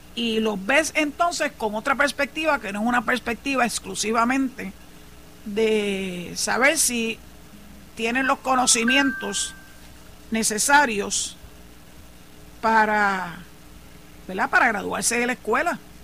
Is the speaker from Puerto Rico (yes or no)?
yes; San Juan, Puerto Rico; moved away as an adult; now in Cabo Rojo, Puerto Rico; soy nacida y criada en San Juan